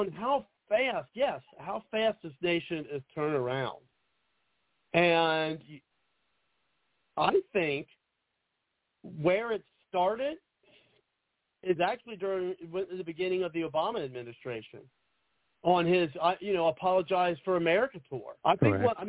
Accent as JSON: {"language": "English", "region": "Ohio", "country": "United States", "said": "I'm from Ohio"}